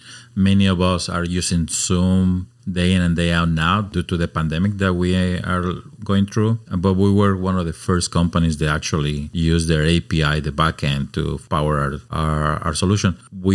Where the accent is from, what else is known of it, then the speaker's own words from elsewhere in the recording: Mexico City, Mexico; moved away as an adult; now in Oregon, United States; Born and raised in Mexico City. I spent my life in a very cosmopolitan, beautiful city. Moved to Oregon about 26.